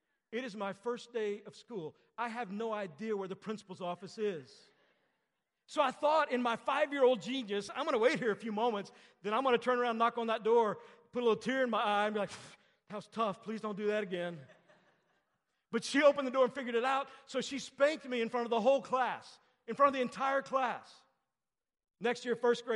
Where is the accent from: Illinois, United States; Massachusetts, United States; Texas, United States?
Texas, United States; I grew up in Texas.